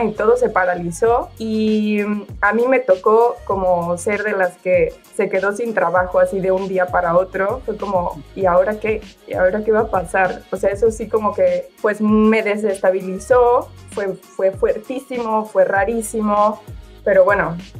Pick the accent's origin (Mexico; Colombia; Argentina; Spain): Mexico; moved away as an adult; now in Italy; soy mexicana y llevo dos años en Italia